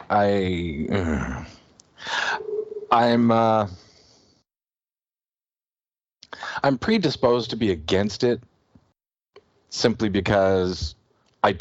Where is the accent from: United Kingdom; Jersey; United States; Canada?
Canada; as a Canadian